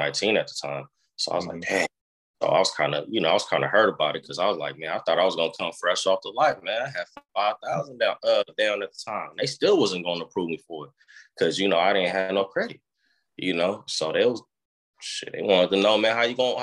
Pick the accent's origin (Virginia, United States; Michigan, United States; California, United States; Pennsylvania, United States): California, United States; Oakland; I was born in Oakland